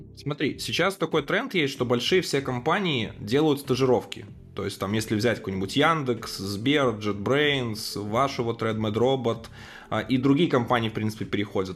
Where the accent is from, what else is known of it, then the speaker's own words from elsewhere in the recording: Belarus; я хоть и из Беларуси